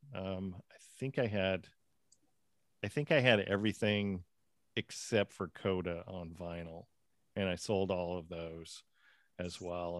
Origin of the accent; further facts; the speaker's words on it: Seattle, Washington, United States; also born or lived in Winter Garden, Florida; now in Florida, United States; I grew up in the Seattle area